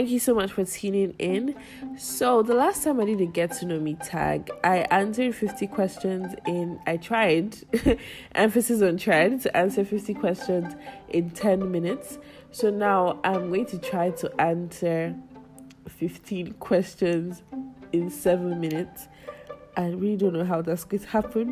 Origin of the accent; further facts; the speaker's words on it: Lagos, Nigeria; I grew up in Lagos, Nigeria, Ogudu to be precise.